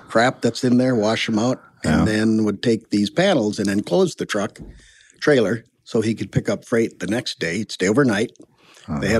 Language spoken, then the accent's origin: English; Elrosa, Minnesota, United States; born or raised there